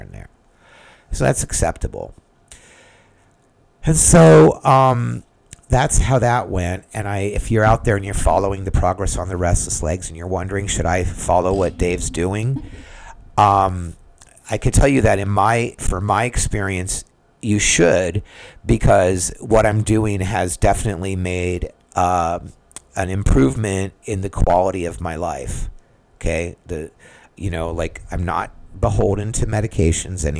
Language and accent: English; United States; I'm just an American